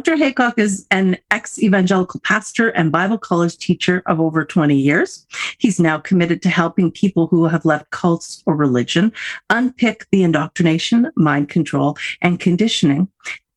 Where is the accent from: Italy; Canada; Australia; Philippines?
Canada; as a Canadian